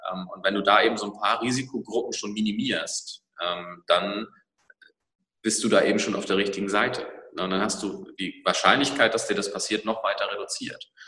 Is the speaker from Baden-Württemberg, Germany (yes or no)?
no; Schleswig-Holstein, Germany; ich komme aus Schleswig-Holstein